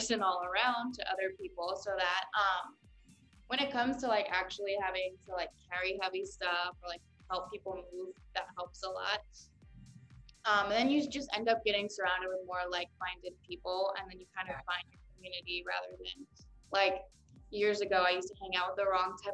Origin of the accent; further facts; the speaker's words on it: Northern Virginia, United States; also born or lived in Baton Rouge, Louisiana / Atlanta, Georgia; I grew up in Northern Virginia, but my dad's from Louisiana